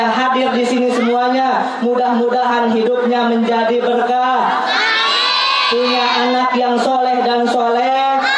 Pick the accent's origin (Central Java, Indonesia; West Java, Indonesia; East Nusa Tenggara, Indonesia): West Java, Indonesia; Kita orang Sunda ketawa-tawa bu.